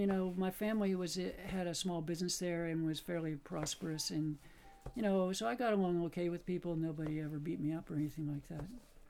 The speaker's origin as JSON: {"language": "English", "town": "Aliquippa", "region": "Pennsylvania", "country": "United States", "tie": "born or raised there", "moved": "yes", "said": "I grew up in western Pennsylvania in a small steel town called Aliquippa, Pennsylvania. It's about 20 miles north of Pittsburgh."}